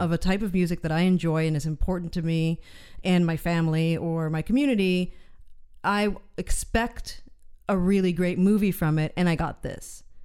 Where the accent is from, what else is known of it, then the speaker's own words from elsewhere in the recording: United States; as an American